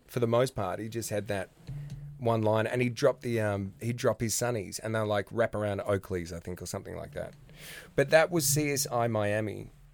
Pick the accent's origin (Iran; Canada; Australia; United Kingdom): Australia; Australia, my home country